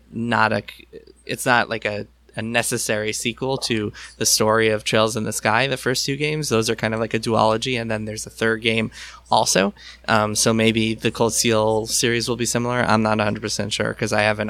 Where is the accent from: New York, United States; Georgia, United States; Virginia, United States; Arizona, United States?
New York, United States; I grew up in New York.